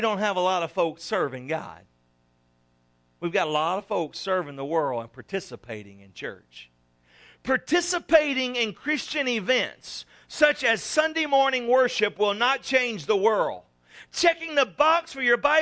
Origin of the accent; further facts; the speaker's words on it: South Louisiana, United States; growing up in South Louisiana